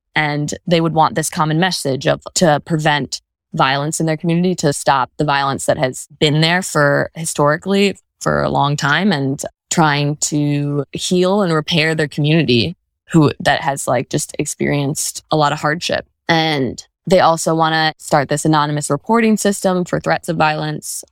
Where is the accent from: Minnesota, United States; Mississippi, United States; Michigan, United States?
Michigan, United States; Birmingham; also born or lived in New Orleans, Louisiana; I am from Birmingham, Michigan, and I still live there in the same house that I grew up in with my parents